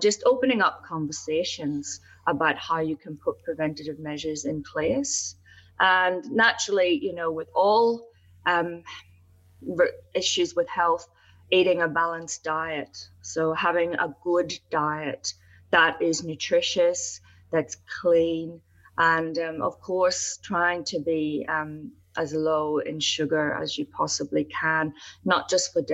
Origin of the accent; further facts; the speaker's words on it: Ireland; also born or lived in United Kingdom; I'm from Ireland, as you know, and I did work in the UK